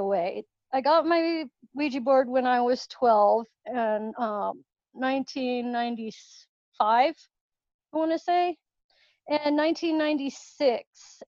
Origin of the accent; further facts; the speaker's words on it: Littleton, Colorado, United States; also born or lived in Parker, Colorado; I grew up in Littleton, Colorado. I'm not too far away, living out in Parker now